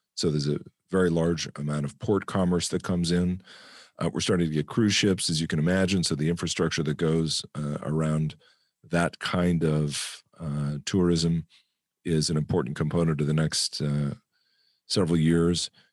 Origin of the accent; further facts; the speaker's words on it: United States; moved away as an adult; I'm an American